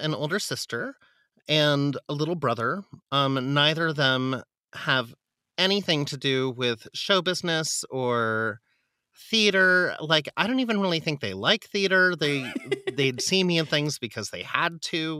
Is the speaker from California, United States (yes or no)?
yes; San Diego, California, United States; moved away as an adult; also born or lived in Philadelphia; now in New York, United States; I grew up in San Diego